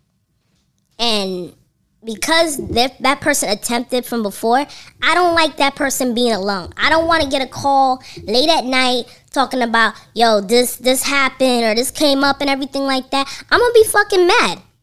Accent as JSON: {"language": "English", "town": "New York City", "region": "New York", "country": "United States", "said": "as a New Yorker"}